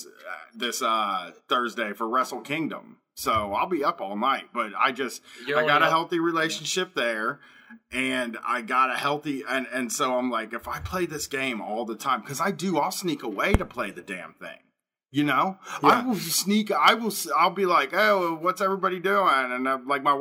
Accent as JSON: {"language": "English", "country": "United States", "said": "I'm American"}